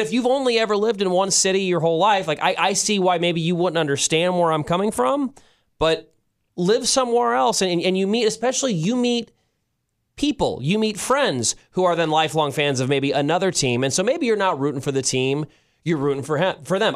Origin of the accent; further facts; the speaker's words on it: St. Louis, Missouri, United States; now in Kansas City, United States; being from Saint Louis